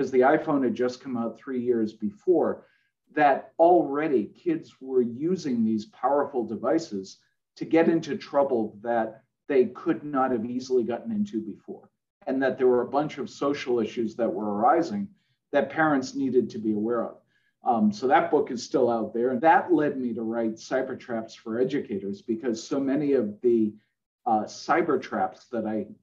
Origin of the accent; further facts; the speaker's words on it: Boston, Massachusetts, United States; I'm from Boston. I was born there